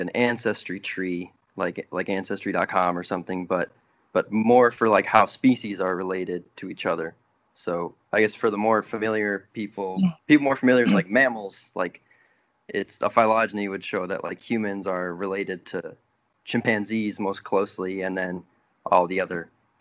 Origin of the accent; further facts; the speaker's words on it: Worthington, Minnesota, United States; moved away as an adult; now in Durham, United States; I grew up in Worthington, Minnesota, which is southwestern Minnesota